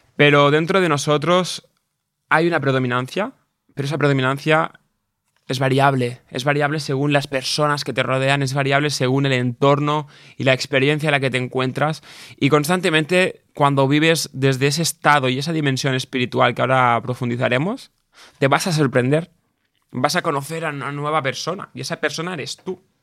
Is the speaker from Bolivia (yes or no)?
no; a village near Barcelona, Catalonia, Spain; also born or lived in England; yo en mi pueblo, en mi pequeño entorno, hasta los 18 años o 16 que empecé a, volar, entre comillas, ¿no? Con 16, 15 ya empezaba a ir cada día a Barcelona, a la ciudad, ¿no? Yo era del pueblo